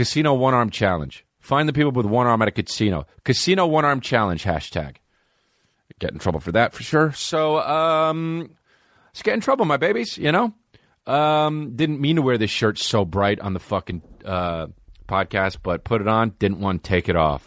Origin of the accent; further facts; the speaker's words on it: New Jersey, United States; That's my home state, New Jersey